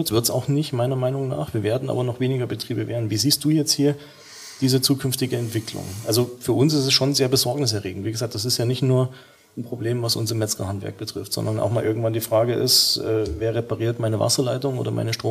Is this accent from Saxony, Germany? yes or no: yes; Saxony, Germany; born there; du weißt ja, ich bin gebürtiger Sachse, auch wenn man es vielleicht hier und da nicht mehr hört.